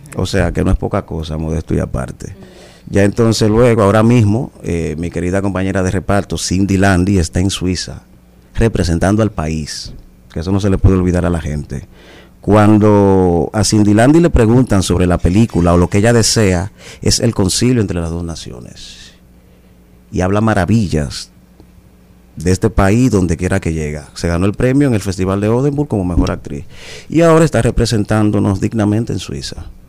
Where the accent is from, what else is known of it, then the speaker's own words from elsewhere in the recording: Dominican Republic; Aquí vivimos en un país clasista